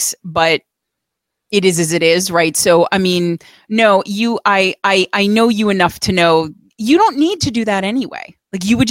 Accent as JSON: {"language": "English", "region": "New York", "country": "United States", "said": "I'm Italian. I'm from New York"}